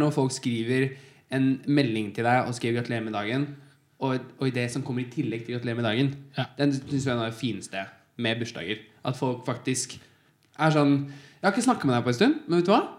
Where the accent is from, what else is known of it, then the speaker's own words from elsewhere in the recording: Rjukan, Vestfold og Telemark, Norway; jeg er fra Rjukan